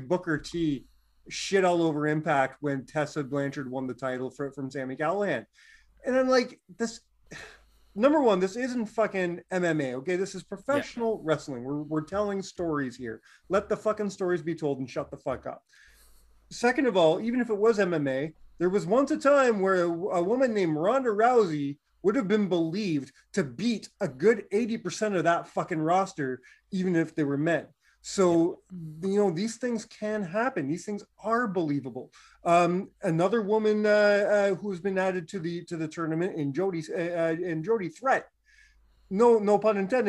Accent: North Bay, Ontario, Canada; moved away; I'm originally from North Bay

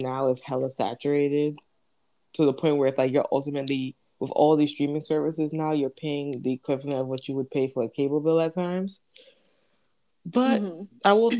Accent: New York, United States; as a New Yorker

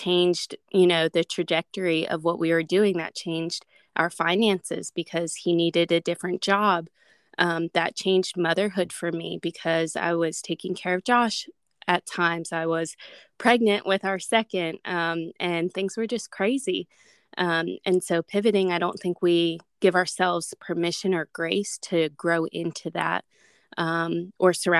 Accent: Pennsylvania, United States; moved away as an adult; now in Alabama, United States; my husband and I, we live in Alabama, and we are originally from Pennsylvania. So we moved here about 5-6 years ago now

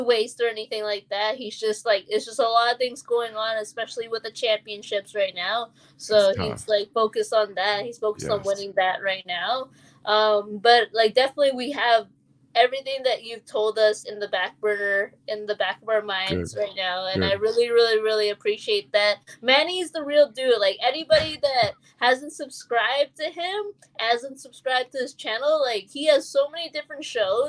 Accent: Toronto, Ontario, Canada; I personally, as a Canadian, as a fellow Torontonian

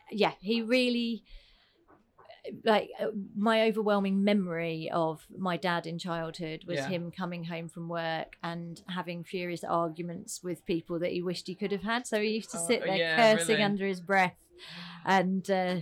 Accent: Croydon, London, United Kingdom; also born or lived in Wallington; I was born in Croydon, South London, which I always say, a charming little fishing village.

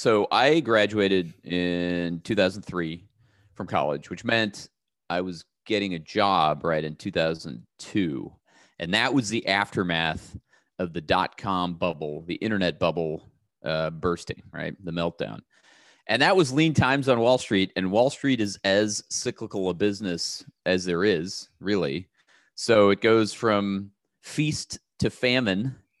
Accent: Pasadena, California, United States; I grew up in the Los Angeles area, Pasadena area, which is, you know, not that far from where I am right now.

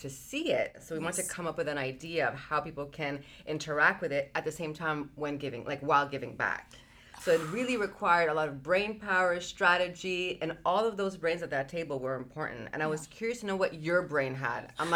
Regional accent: Marcona, Ica, Peru; I come from a very small village. I was born in Peru, like the city's called Marcona.

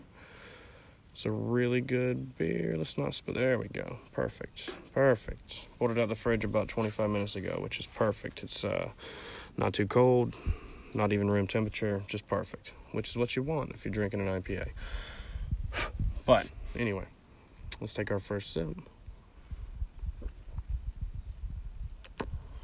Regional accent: Florida, United States; also born or lived in Nashville; I'm from Florida, so I flew out of Jacksonville

